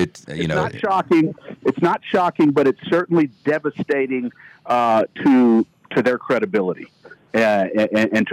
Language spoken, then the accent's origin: English; Shreveport, Louisiana, United States; I'm from Shreveport originally